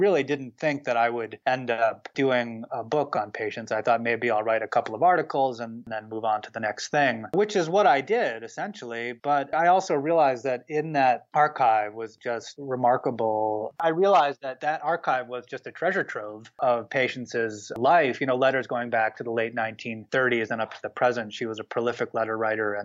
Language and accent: English; the Adirondacks, upstate New York, United States; now in Vermont, United States; I grew up in the Adirondacks in upstate New York